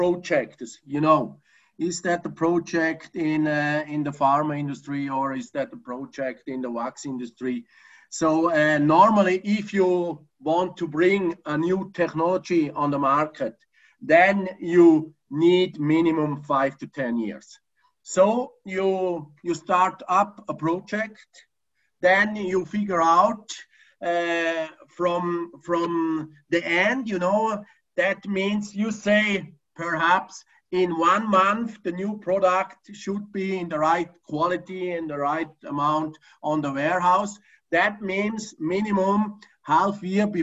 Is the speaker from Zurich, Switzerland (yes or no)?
no; Oberriet, St. Gallen, Switzerland; I grew up in Obriet, which is a small city in the German part of Switzerland, not far away from the famous Lake Constance, next to the border of Austria